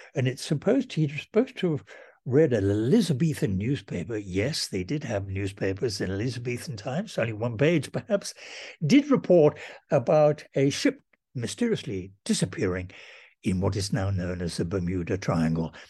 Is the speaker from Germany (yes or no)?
no; Welsh, Wales, United Kingdom; I'm Welsh and the Welsh believed in educational necessity